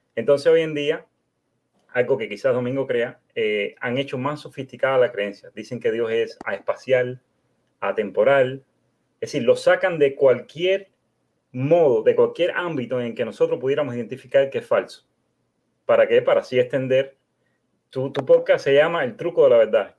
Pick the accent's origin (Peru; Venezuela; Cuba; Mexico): Cuba; now in United States; Vivo en los Estados Unidos, pero soy de origen cubano